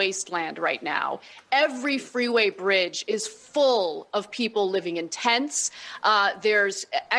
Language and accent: English; Los Angeles, California, United States; I'm a native Angeleno. I was born and raised in California.